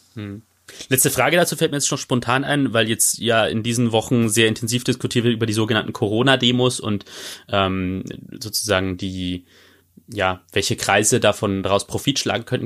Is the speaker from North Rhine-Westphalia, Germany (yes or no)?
no; Bavaria, Germany; moved away as an adult; now in Baden-Württemberg, Germany; als gebürtiger Bayer.